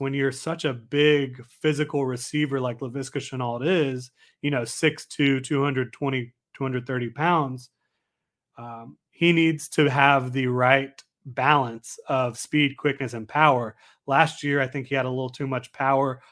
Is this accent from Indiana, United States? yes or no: no; Florida, United States; I'm from Florida